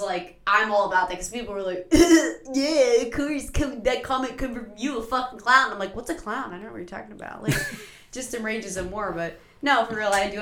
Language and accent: English; Marshall County, West Virginia, United States; growing up in Marshall County